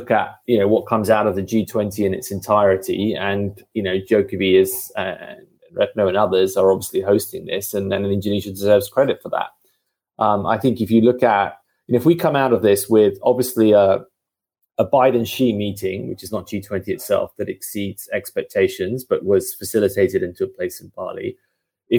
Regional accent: United Kingdom; I'm the Brit

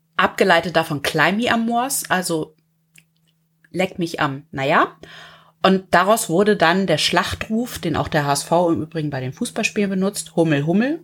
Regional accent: the North, Northern Germany, Germany; bei uns im Norden

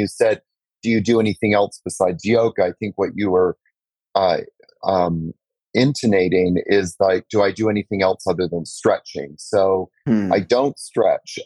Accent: Canada; moved away as an adult; also born or lived in New York; now in Costa Rica; I'm from Canada. Moved to New York for 10 years

